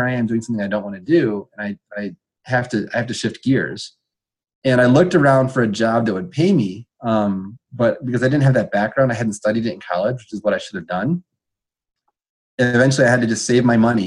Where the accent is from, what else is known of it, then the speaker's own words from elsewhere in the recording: Iowa, United States; moved away as an adult; I'm from Iowa, and I love the state of Iowa, and I'm an Iowan at heart. And so I decided to come home